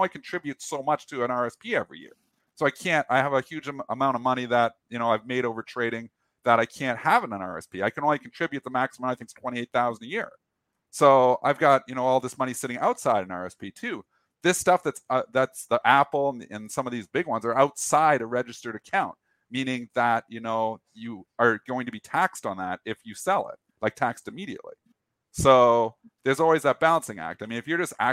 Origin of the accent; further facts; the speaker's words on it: Canada; I'm Canadian